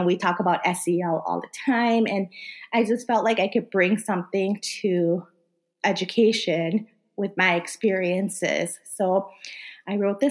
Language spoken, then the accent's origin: English; Wisconsin, United States; first language Korean; English is a second language; also born or lived in South Korea; I grew up in Wisconsin